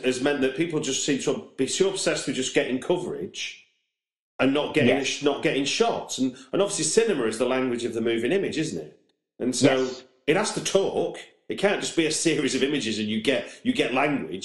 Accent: Manchester, North West England, United Kingdom; moved away; I'm from Manchester I, originally

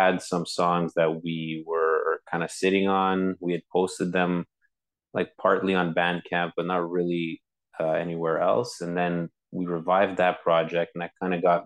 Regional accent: Montreal, Quebec, Canada; I'm from Montreal, born and raised

